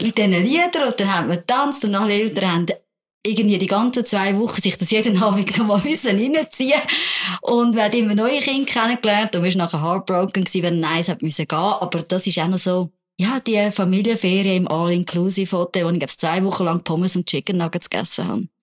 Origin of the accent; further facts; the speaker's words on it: Zurich, Switzerland; also born or lived in Alsace (parents' origin); in Zürich zum Beispiel in die Body gehen. konnte. Ich habe nämlich gerade neben der Body gewohnt